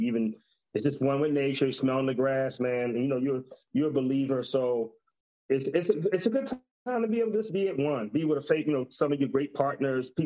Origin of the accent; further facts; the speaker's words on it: Compton, California, United States; also born or lived in Texas; as a young child, growing up in Compton, California